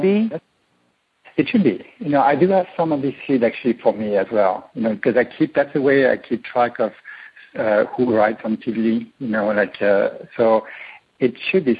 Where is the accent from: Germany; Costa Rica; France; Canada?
France; moved away as an adult; now in Silicon Valley, United States; I was born in France